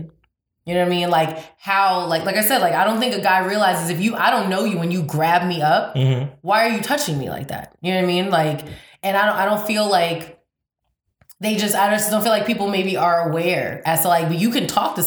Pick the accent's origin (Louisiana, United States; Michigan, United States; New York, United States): New York, United States; I'm from New York